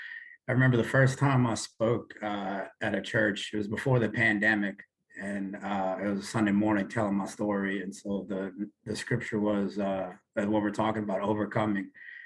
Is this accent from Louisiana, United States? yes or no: yes; New Orleans, Louisiana, United States; guys, and born and raised in New Orleans, and I serve the Lord at NOLA Church.